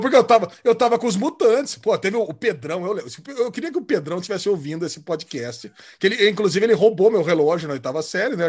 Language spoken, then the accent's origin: Portuguese; Campinas, São Paulo, Brazil; Aí eu saí do Estreado São João para ir para o São José, aqui de Campinas. Depois eu fui para ETEC